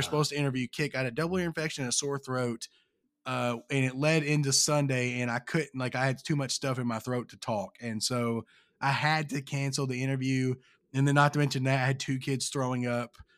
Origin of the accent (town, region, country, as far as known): Kentucky, United States; born or raised there